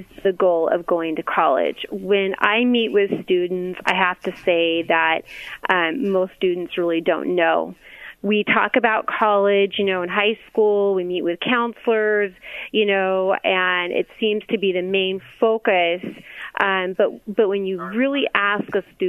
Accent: Lancaster, California, United States; I grew up in Lancaster, California

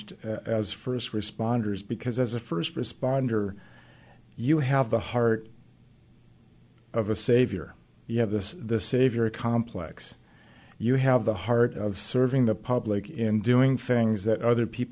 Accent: Gardena, California, United States; moved away as an adult; now in Seattle, United States; I worked a year in my hometown of Gardena, California

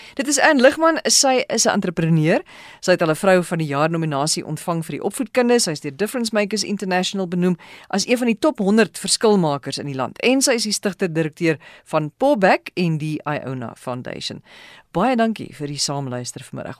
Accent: South Africa; ons Suid-Afrika Afrikaners

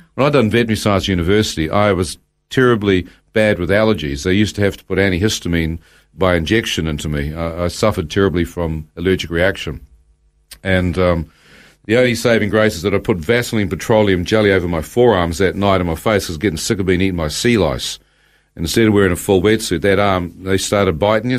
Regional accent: New Zealand; as a New Zealander

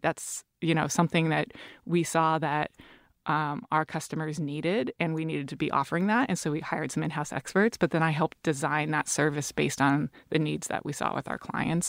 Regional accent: Seattle, Washington, United States; I'm from Seattle.

